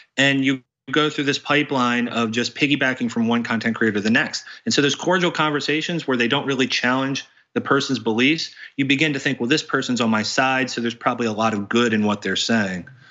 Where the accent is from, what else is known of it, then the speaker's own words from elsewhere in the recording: West Virginia, United States; I grew up in a small town in West Virginia.